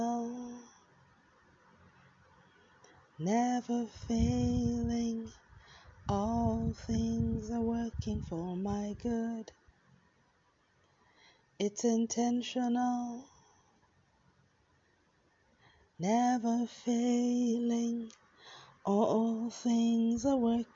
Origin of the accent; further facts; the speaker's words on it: Nigeria; moved away; was in Nigeria, in my home country